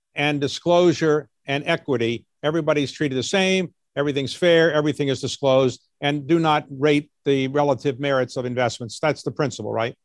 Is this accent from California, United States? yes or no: no; Baltimore, Maryland, United States; I grew up in Baltimore